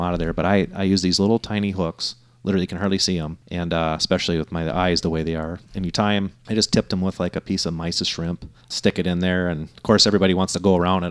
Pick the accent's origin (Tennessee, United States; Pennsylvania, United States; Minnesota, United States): Minnesota, United States; I grew up fishing in Minnesota